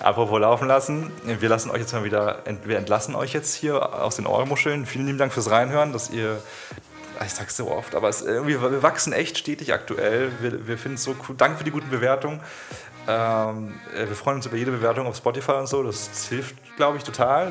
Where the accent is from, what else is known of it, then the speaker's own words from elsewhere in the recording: Bühlertal, Baden-Württemberg, Germany; also born or lived in Stralsund; ich bin an Baden-Baden in der Nähe da aufgewachsen, in Bühlertal. Komme eigentlich ursprünglich aus dem Osten, aus Stralsund. Da bin ich geboren zumindest